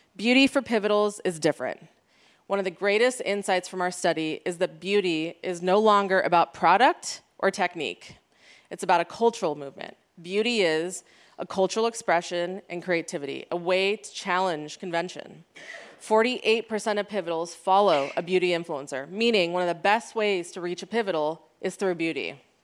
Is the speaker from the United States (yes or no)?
yes; United States; me being an Iranian American, first generation